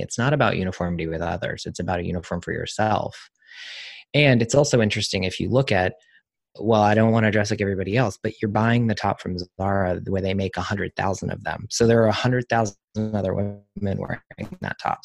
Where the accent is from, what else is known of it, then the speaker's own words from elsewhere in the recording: the South, United States; I'm from the South